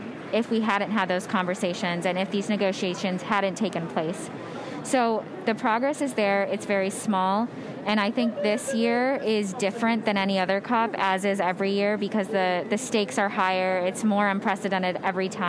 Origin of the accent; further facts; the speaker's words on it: Michigan, United States; now in Pennsylvania, United States; I'm from Michigan, and I now live in Pennsylvania.